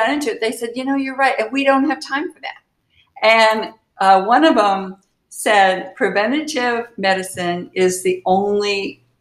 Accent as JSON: {"language": "English", "region": "Kansas", "country": "United States", "tie": "born or raised there", "said": "I was born in Kansas"}